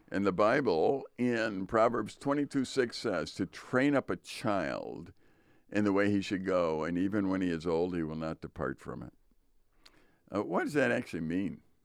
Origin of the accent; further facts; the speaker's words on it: Chicago, Illinois, United States; moved away as an adult; now in Northern Wisconsin, United States; We grew up in Chicago